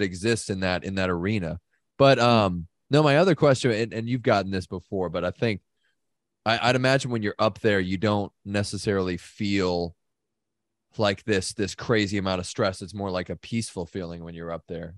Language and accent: English; United States; as an American